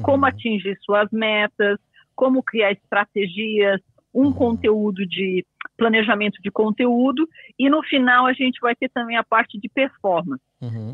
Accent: Brazil; moved away as an adult; also born or lived in England; now in United Kingdom; sou brasileira, mas eu moro aqui há 20 anos

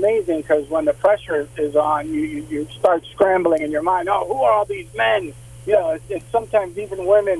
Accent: Miami, Florida, United States; moved away as an adult; now in Huntsville, United States; I grew up in Miami.

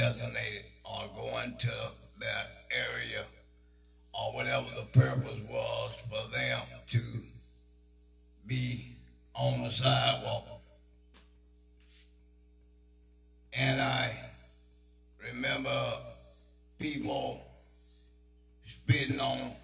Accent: Attalla, Alabama, United States; I grew up on Oak Street in Ottawa, Alabama

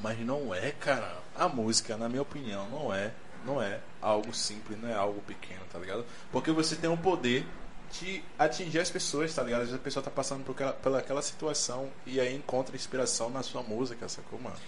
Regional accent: Bahia, Brazil; A gente é baiano

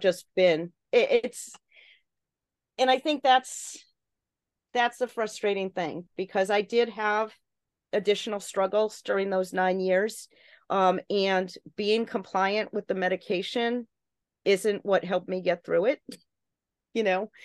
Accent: Connecticut, United States; my home state of Connecticut

